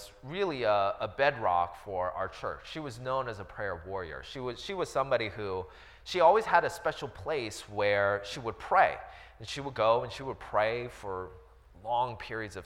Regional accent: United States; I was born and raised here in the States

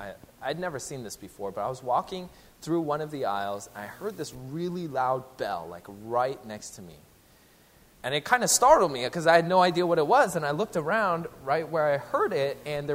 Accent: Seattle, Washington, United States; moved away; I'm originally from the Seattle area

